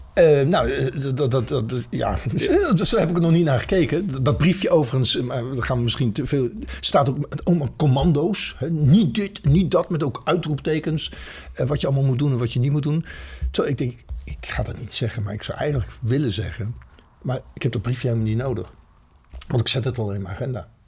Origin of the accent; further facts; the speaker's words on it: Netherlands; als Nederlanders